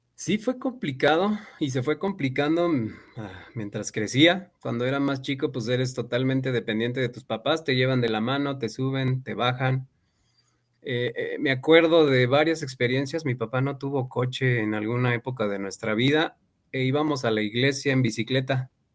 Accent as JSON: {"language": "Spanish", "region": "Mexico City", "country": "Mexico", "tie": "born or raised there", "moved": "yes", "lives_now": "León, Mexico", "said": "De Ciudad de México, de la delegación Miguel Hidalgo. Ahí nací"}